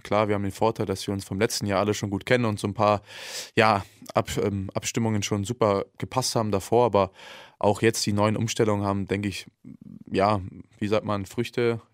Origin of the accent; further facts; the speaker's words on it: Berlin, Germany; moved away; Ich, ich bin Berliner